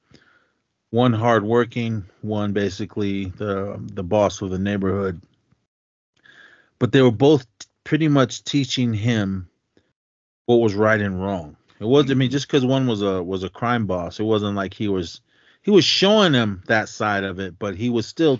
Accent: Oakland, California, United States; growing up in Oakland

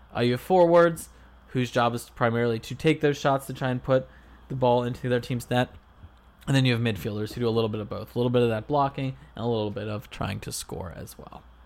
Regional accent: Philadelphia, Pennsylvania, United States; I'm from Philadelphia

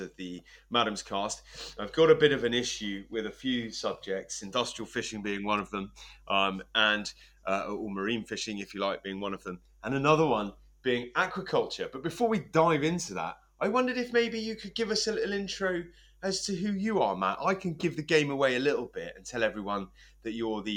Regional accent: England, United Kingdom; now in Scotland, United Kingdom; as an Englishman living in northeast Scotland

